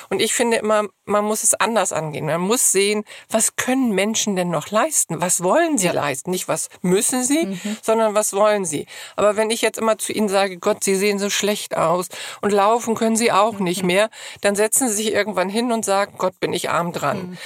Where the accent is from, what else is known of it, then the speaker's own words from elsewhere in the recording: Hamburg, Germany; wir kommen alle aus Hamburg